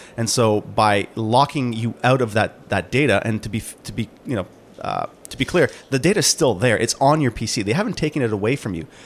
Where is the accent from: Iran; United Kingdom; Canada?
Canada; I am from Canada